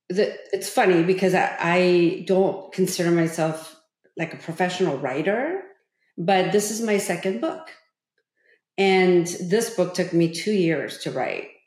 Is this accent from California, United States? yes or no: yes; California, United States; growing up in Orange County, you know, as, as, as a young teenager, um, I met so many people who went on to college and I had better grades than they did.